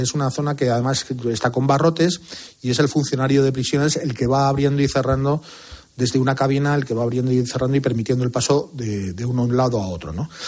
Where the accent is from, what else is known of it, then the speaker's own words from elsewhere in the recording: Zamora, Castile and León, Spain; En mi pueblo, un pueblo de Zamora pequeñito, pasa el río Valderaduey al, al lado. Y de pequeños, pues todos los niños íbamos a pescar